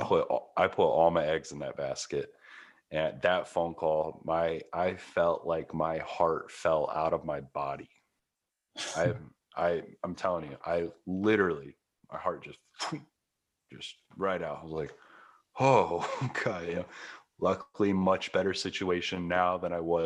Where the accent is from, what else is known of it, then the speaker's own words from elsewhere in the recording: Midwest, United States; moved away as an adult; also born or lived in Los Angeles; I come from the Midwest. I come from a town where if you make 40 grand a year, you own a house, you have a car, you're done.